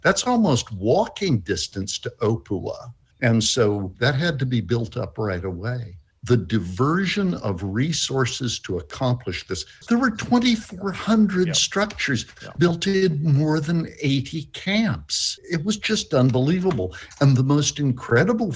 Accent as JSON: {"language": "English", "country": "Canada", "moved": "yes", "lives_now": "New Zealand", "said": "I hide out as a Canadian"}